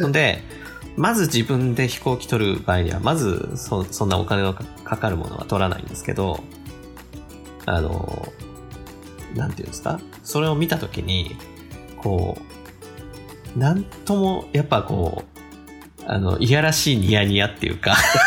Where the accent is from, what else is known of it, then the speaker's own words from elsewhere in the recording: Kanagawa, Japan; moved away as an adult; now in Hokkaido, Japan; 僕ももともと神奈川県の生まれなんですけど